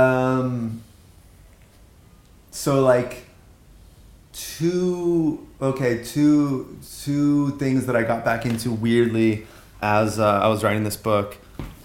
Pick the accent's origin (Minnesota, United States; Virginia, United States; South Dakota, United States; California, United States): California, United States; Los Angeles; moved away as an adult; also born or lived in Santa Monica / Garden Grove / Huntington Beach / Venezuela; Growing up on the streets of LA, but also visiting my family in Mexico City.